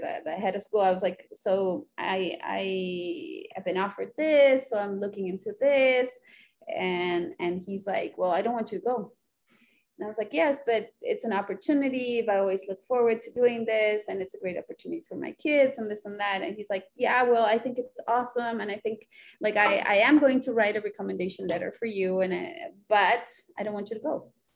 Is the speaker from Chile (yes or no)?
yes; Chile; moved away as an adult; also born or lived in Honduras / Santiago, Chile / United States; now in Rio de Janeiro, Brazil; Then we went back to Chile, and we lived in a city in the north of Santiago, the capital, and I and I lived there for about eight years.